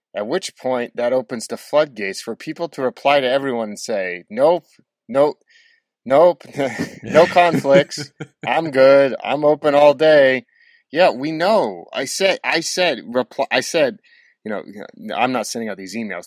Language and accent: English; Douglas County, Oregon, United States; I grew up in Douglas County, Oregon